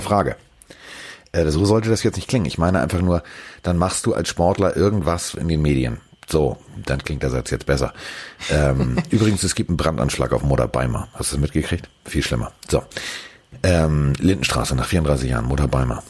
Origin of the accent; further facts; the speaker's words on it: Hamburg, Germany; als Hamburger